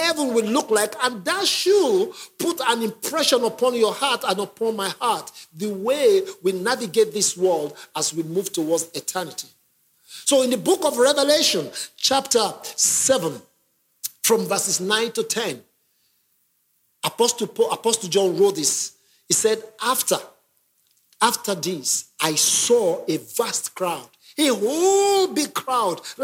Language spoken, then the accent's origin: English; Nigeria; now in London, United Kingdom; I'm originally from Nigeria